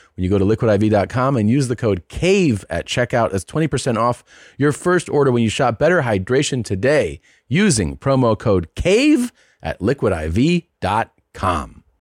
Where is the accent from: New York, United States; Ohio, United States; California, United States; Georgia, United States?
Ohio, United States; Cincinnati; moved away; my hometown of Cincinnati